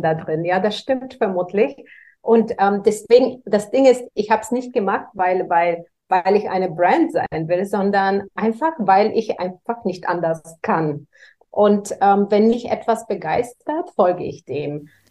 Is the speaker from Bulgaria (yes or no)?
yes; Varna, Varna Province, Bulgaria; moved away as an adult; also born or lived in United States; now in Germany; in schwierigen wirtschaftlichen Verhältnissen aufgewachsen bin. In Bulgarien, ich komme aus Bulgarien, ähm, aus Varna am Schwarzen Meer.